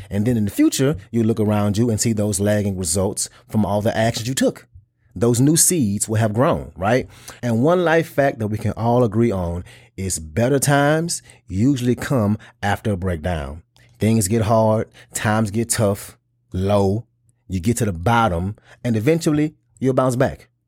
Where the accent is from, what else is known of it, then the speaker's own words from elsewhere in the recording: the South, United States; I'm from the South and I grew up around big cars